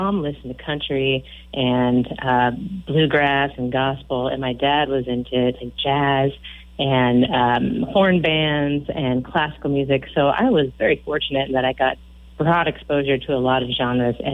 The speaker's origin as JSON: {"language": "English", "town": "Aberdeen", "region": "Washington", "country": "United States", "tie": "born or raised there", "also_born_or_lived": "Gothenburg, Nebraska / Grinnell, Iowa / Vancouver, BC / Milwaukee, Wisconsin", "moved": "as an adult", "lives_now": "Austin, United States", "said": "Originally, I'm actually from a little tiny town a couple hours south of Seattle called Aberdeen, Washington, little timber town."}